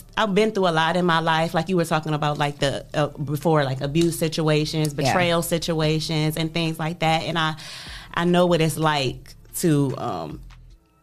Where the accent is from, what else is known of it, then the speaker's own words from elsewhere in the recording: United States; also born or lived in Atlanta, Georgia; I grew up on Lawrence in Delaware